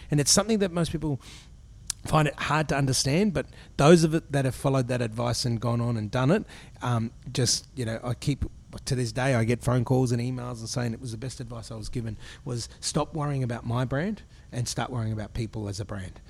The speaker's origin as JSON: {"language": "English", "town": "Brisbane", "region": "Queensland", "country": "Australia", "tie": "born or raised there", "said": "I grew up in Brisbane"}